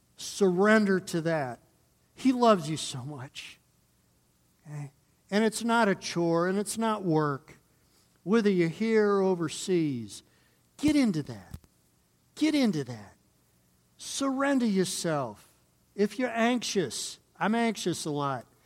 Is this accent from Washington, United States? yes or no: no; Northern Ohio, United States; now in Colorado, United States; I'm coming from Northern Ohio